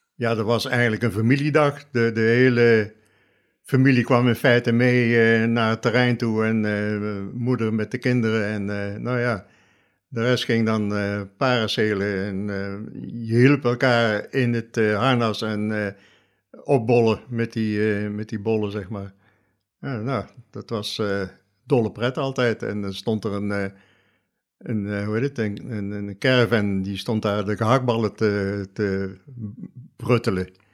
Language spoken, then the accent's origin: Dutch; Oosterbeek, Gelderland, Netherlands; geboren en getogen in Oosterbeek